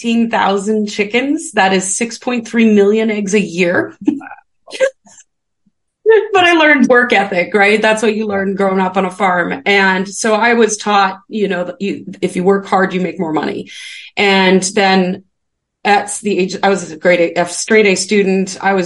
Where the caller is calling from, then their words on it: British Columbia, Canada; I'm British Columbia, Canada.